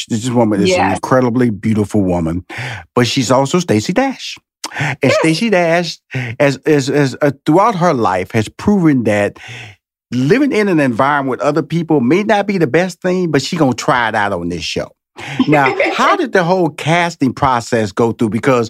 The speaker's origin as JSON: {"language": "English", "town": "Houston", "region": "Texas", "country": "United States", "said": "which I'm so jealous because I'm from Houston."}